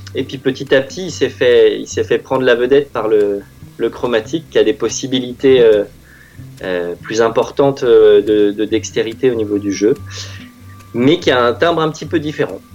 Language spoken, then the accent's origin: French; France; j'ai grandi à Vissou